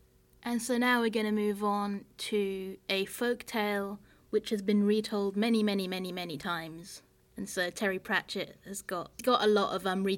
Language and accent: English; France; I grew up in France with a British family, and so there was not often... new books in English in our house.